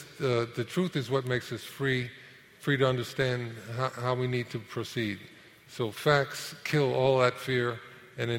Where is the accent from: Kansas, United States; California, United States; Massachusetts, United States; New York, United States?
New York, United States; New York City; also born or lived in Harlem / Inwood; I had a wonderful time growing up in Manhattan